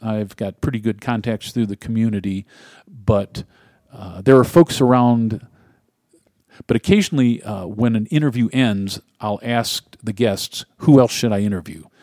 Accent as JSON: {"language": "English", "region": "Ohio", "country": "United States", "tie": "born or raised there", "moved": "yes", "said": "my home state of Ohio"}